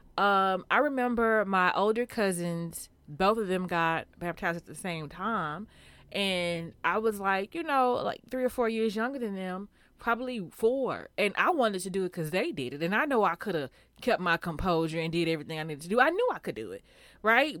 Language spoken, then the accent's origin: English; Houston, Texas, United States; I'm from Houston